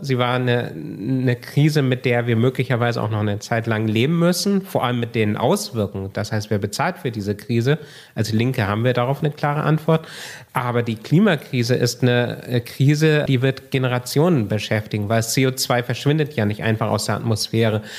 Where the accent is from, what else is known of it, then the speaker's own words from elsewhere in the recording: Kiel, Schleswig-Holstein, Germany; Also ich komme aus Kiel, also aus dem Norden